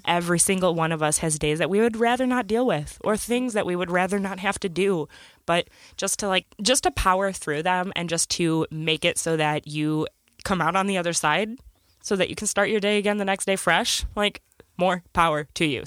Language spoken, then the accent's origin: English; Michigan, United States; we're from Michigan